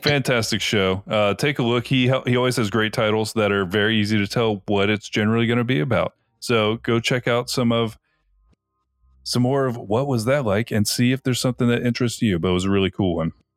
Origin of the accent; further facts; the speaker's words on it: Tampa, Florida, United States; we're from Tampa